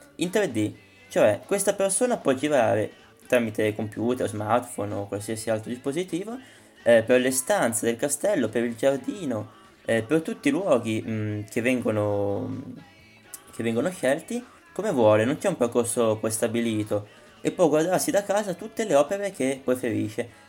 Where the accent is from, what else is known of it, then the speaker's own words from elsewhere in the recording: Parma, Emilia-Romagna, Italy; io sono di Parma, si sente penso.